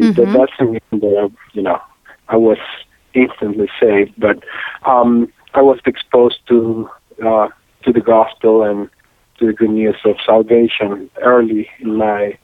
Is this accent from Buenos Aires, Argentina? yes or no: no; Córdoba, Argentina; English is a second language; now in Atlanta, United States; flew over all the way to Atlanta from Cordoba, Argentina. And I loved the city and made Atlanta my home since then